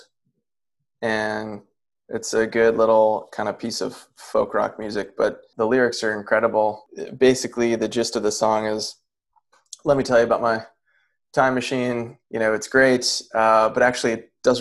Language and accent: English; New Jersey, United States; moved away as an adult; now in Washington, D.C., United States; I grew up in New Jersey